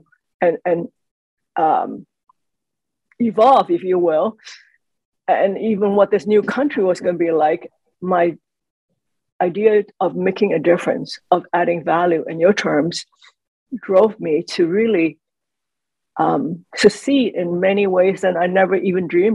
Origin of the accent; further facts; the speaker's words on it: Hong Kong; now in United States; I was born in Hong Kong, and we were living in Hong Kong.